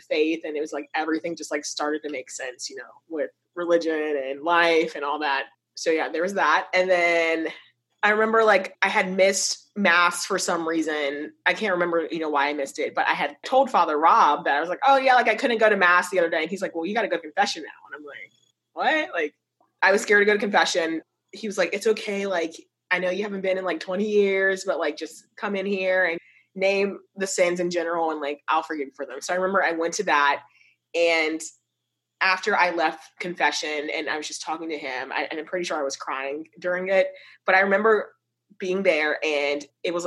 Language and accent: English; Virginia, United States; I'm originally from Virginia, moved back to Norfolk